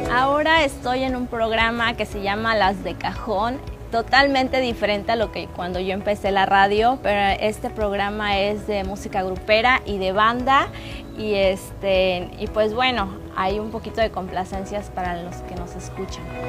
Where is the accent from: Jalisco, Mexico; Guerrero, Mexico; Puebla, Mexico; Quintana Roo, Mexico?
Quintana Roo, Mexico; Cancún; soy de aquí de Cancún, Quintana Roo.